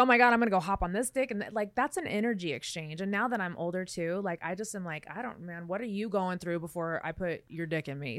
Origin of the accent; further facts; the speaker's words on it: Las Vegas, Nevada, United States; I grew up in Vegas